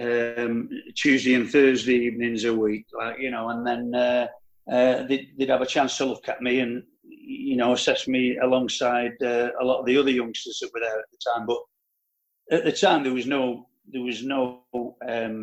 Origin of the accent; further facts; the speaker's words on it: Manchester, North West England, United Kingdom; moved away as an adult; now in France; I was born in Openshaw in Manchester on the 30th of October 1953